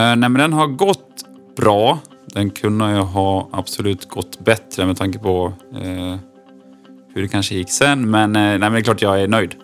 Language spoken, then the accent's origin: Swedish; Dalarna County, Sweden; accent: Dalarna dialect; moved away as an adult; now in Örebro, Sweden; Jag är en 29-årig dalmas som förhoppningsvis hörs, tror jag, på min dialekt